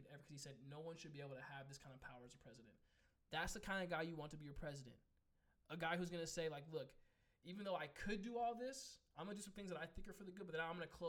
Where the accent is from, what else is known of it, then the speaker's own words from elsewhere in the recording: California, United States; we're from California.